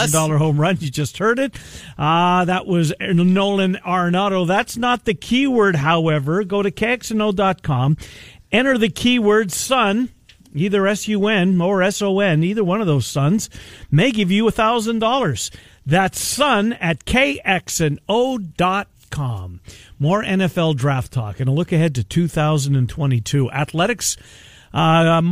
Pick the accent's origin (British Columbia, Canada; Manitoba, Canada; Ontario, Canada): Manitoba, Canada; Winnipeg; I grew up in Winnipeg